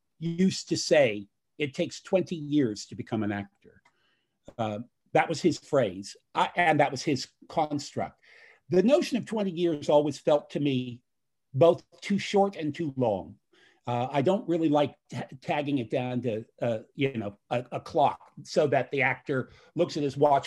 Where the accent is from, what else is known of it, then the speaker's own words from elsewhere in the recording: United States; As an American-born individual who's now done work all over the world